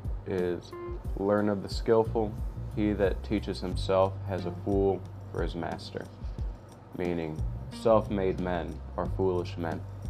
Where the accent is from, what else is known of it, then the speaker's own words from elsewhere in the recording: United States; I'm an American